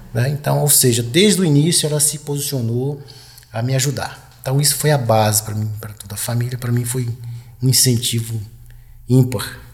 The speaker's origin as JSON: {"language": "Portuguese", "region": "Goiás", "country": "Brazil", "tie": "born or raised there", "moved": "yes", "said": "eu sou lá de Goiás Velho"}